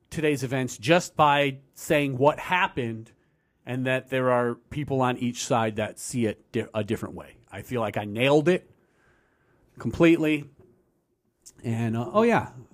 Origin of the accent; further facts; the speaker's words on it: United States; I'm an American